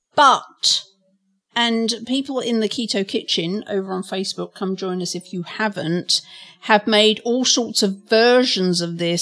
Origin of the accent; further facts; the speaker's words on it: England, United Kingdom; I'm from England